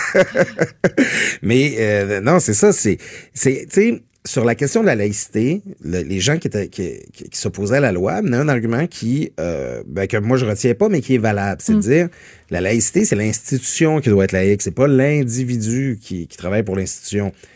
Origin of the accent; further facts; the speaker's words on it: Métabetchouan–Lac-à-la-Croix, Quebec, Canada; étant euh, natif de Métabetchouan, je me, je me trouve souvent dans la belle ville de Saguenay. Je, ne le dis pas souvent que je viens du Lac-Saint-Jean.